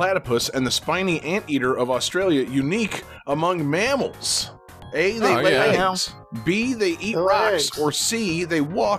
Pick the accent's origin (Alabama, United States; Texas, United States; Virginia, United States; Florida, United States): Florida, United States; I'm from Florida.